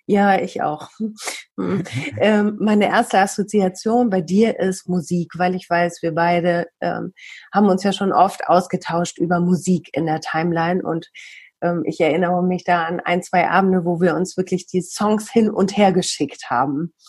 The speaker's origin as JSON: {"language": "German", "town": "Bielefeld", "region": "North Rhine-Westphalia", "country": "Germany", "said": "Im echten Leben komme ich aus Bielefeld, arbeite beim Radio."}